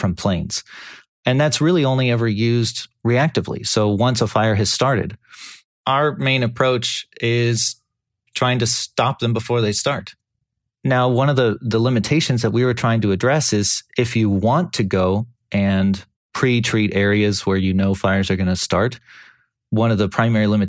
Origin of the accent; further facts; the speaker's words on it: California, United States; I grew up in California. I'm Californian for almost my entire life